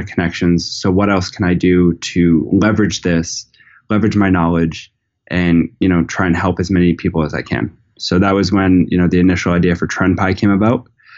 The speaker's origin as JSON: {"language": "English", "town": "Narragansett", "region": "Rhode Island", "country": "United States", "said": "I'm from Narragansett, Rhode Island, which is, you know, a small town in the smallest state."}